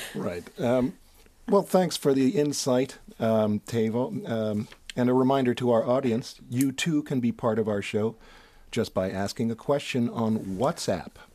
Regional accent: United States; moved away as an adult; now in Finland; In the States, where I grew up

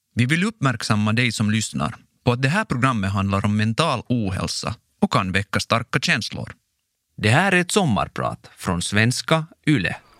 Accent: Ekenäs, Uusimaa, Finland; first language Kurdish; Swedish is a second language; also born or lived in Iraqi Kurdistan / Turkey; Fem år senare kom jag som flykting till Ekenäs och fick växa upp som finlandssvensk

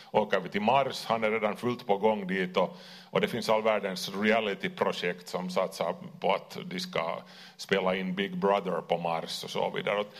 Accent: Kauniainen, Uusimaa, Finland; lekte med lego där i, i Grankulla. Vi är, vi är från Grané.

